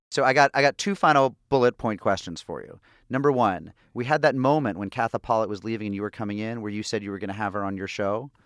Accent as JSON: {"language": "English", "town": "Springfield", "region": "Massachusetts", "country": "United States", "tie": "born or raised there", "said": "I grew up in an Irish Catholic town. I'm from Springfield, Massachusetts."}